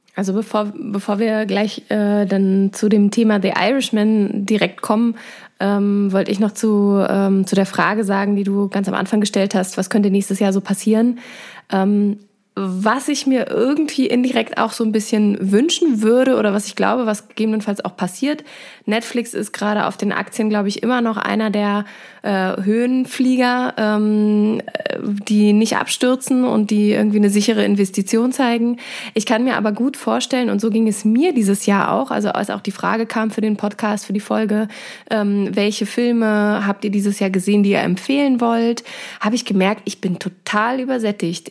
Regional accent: Germany; now in Dresden, Germany; wir als Europäer oder insbesondere auch als ähm, Deutsche

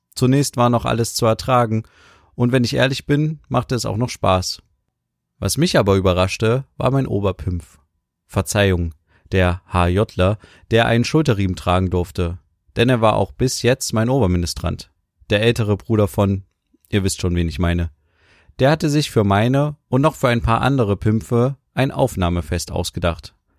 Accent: Germany; ich begreife Deutschland so als meine Heimat

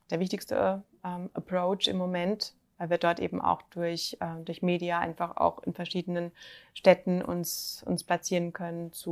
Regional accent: Germany; sind die Deutschen, äh, sind wir Deutsche doch am, noch am vorsichtigsten.

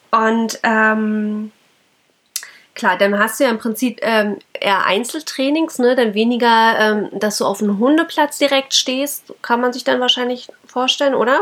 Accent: Germany; bei uns in Deutschland

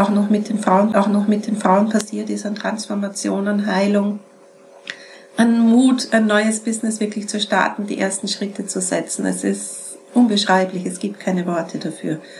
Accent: Vienna, Austria; Peter ist aus Salzburg, ich bin aus Wien, ich bin nie herumgefahren.

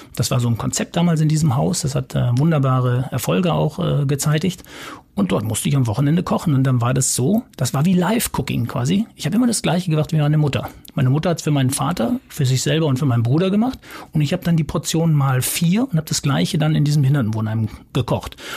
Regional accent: Ottfingen, North Rhine-Westphalia, Germany; moved away as an adult; also born or lived in Cologne; now in Hamburg, Germany; es ist natürlich meine Heimat. Ich unterscheide wirklich, also wenn Köln die Affäre ist, die zwischenzeitliche, und Hamburg das Zuhause, dann habe ich trotzdem noch eine Heimat. Das ist nochmal was anderes. Und das äh, ist Ottfingen im Sauerland

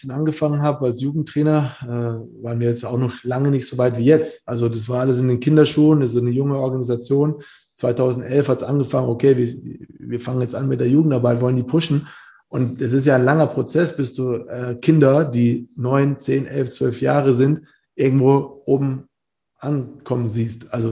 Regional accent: Bamberg, Bavaria, Germany; also ich bin aus Bamberg, aus einer kleinen Stadt dahin gewechselt

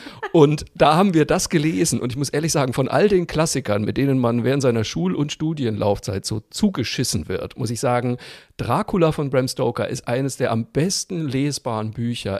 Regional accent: Franconia, Bavaria, Germany; ich bin Franke

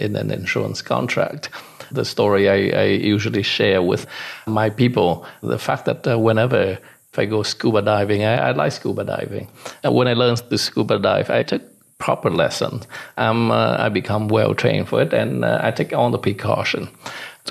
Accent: Vietnam; moved away; also born or lived in Hong Kong / Canada; I was born in Vietnam and grew up in Vietnam during the wartime. But at the end of the war, my mom and dad put me on a boat to send me off. And that was back in 79

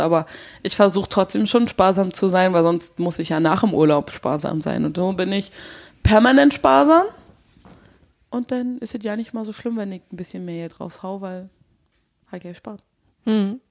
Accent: Nauen, Brandenburg, Germany; moved away; in der Stadt aufgenommen, wo ich zur Schule gegangen bin

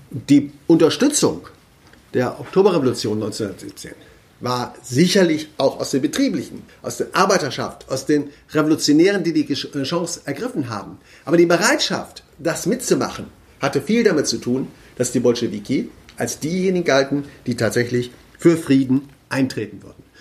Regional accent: Kassel, Hesse, Germany; ich kann das jetzt hier in Baden-Württemberg nicht sagen, aber in Kassel, äh, wo ich herkomme, können wir es gut nachzeichnen.

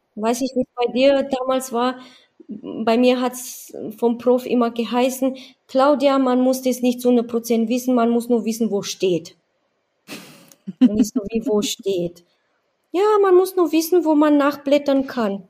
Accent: Romania; now in Badenweiler, Germany; ich komme aus Rumänien

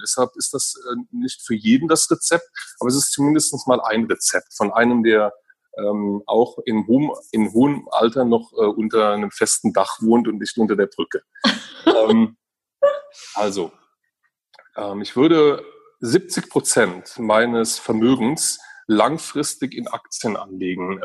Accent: Germany; also born or lived in Eifel; ich habe eine sehr ähm, behütete und schöne Kindheit an der Mosel äh, äh, erlebt

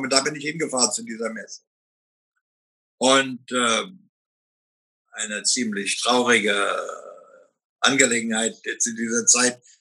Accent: Oranienburg, Brandenburg, Germany; born there; Ich bin in Oranienburg geboren

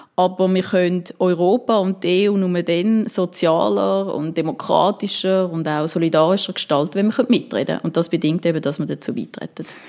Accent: Winterthur, Zurich, Switzerland; ich komme ähm, aus Winterthur

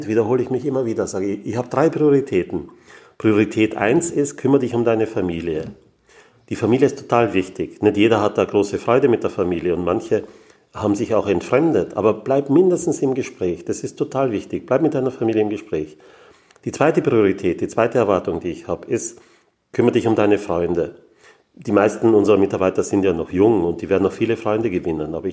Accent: Graz, Styria, Austria; born there; Ich komme aus Österreich. Ich bin in Graz geboren

